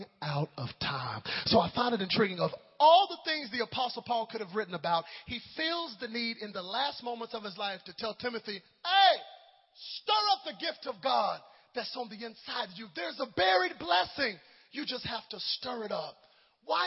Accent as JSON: {"language": "English", "town": "Dallas", "region": "Texas", "country": "United States", "tie": "born or raised there", "said": "my parents' house in Dallas, Texas"}